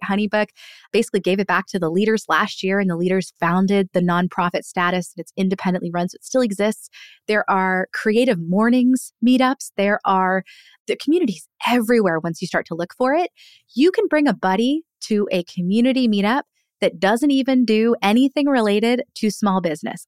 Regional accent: Annapolis, Maryland, United States; my hometown of Annapolis

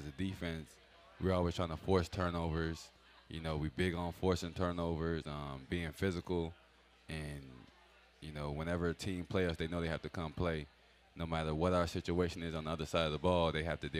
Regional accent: Silver Spring, Maryland, United States; moved away; I grew up in Silver Spring, Maryland, so I grew up watching him when he was coaching with the Redskins.

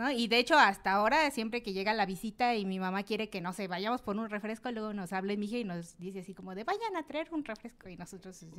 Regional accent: Oaxaca, Mexico; pues es que somos de Oaxaca. Sí, Oaxaqueña.

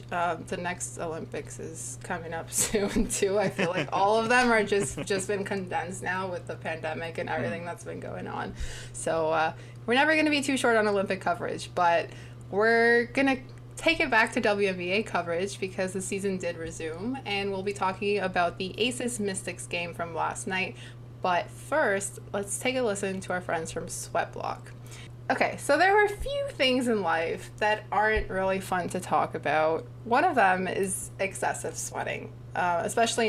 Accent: Toronto, Ontario, Canada; we're both from Toronto

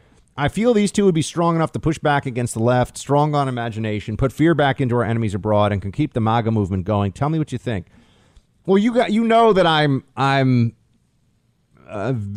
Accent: Texas, United States; I'm from Texas, so I think it's more of a Southern term in general.

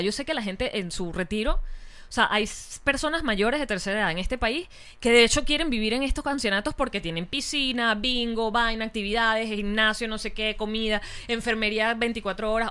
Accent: Venezuela; como venezolanos

